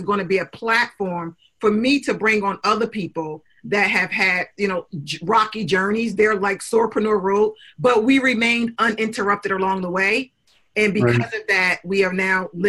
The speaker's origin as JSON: {"language": "English", "town": "Newark", "region": "New Jersey", "country": "United States", "tie": "born or raised there", "said": "I came from Newark, New Jersey, and there weren't a lot of mentors in my community"}